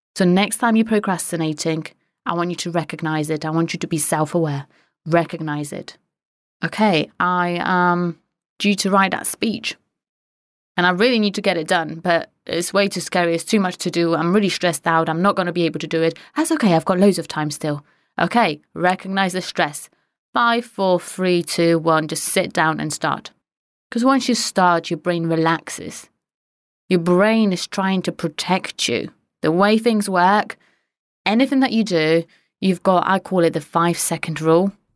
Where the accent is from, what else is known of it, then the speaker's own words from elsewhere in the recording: Poland; moved away; I'm Polish.